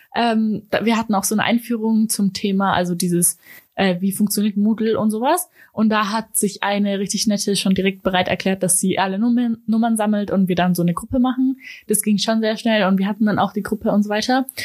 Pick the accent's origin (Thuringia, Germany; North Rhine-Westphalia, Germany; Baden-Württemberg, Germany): Baden-Württemberg, Germany; Ulm; ich komme aus Ulm